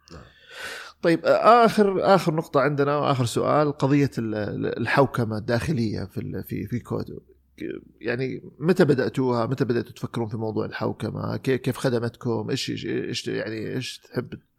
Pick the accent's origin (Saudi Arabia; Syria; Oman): Saudi Arabia; احنا كسعوديين